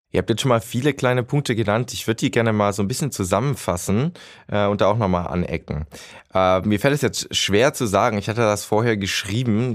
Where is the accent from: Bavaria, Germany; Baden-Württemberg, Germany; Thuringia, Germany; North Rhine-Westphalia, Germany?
Baden-Württemberg, Germany; ich komme aus The Land